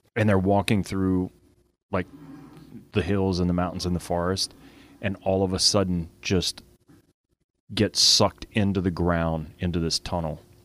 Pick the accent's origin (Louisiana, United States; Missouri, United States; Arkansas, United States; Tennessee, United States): Louisiana, United States; Lafayette; Lafayette's, you know, we're, we're Cajun foodies down here